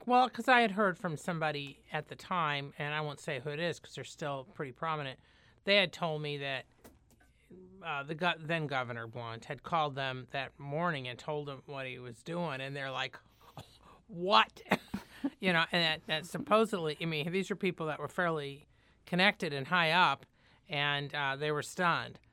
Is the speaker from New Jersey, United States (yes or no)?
no; Indiana, United States; Indiana, my home state